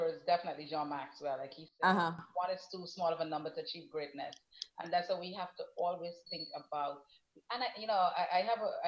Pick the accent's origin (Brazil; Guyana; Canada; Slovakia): Guyana; I am from up the river where I live, where originally I have to go all the way up the Essequibo River